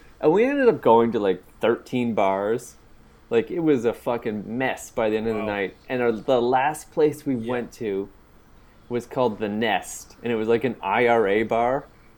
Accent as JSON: {"language": "English", "country": "Canada", "said": "I'm visiting from Canada"}